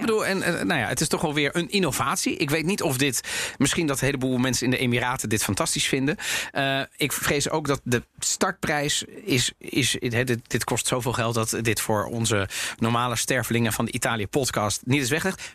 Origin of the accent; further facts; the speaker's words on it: Netherlands; ik ben ook opgegroeid in Nederland